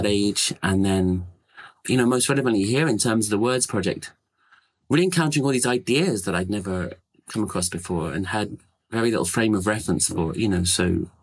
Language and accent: English; London, United Kingdom; now in Seattle, United States; I'm from London, but I live in Seattle